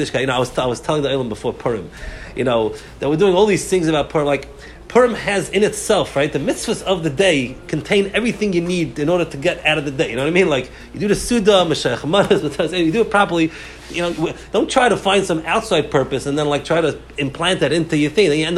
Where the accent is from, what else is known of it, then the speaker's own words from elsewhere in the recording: United States; we grew up in America. We're speaking English.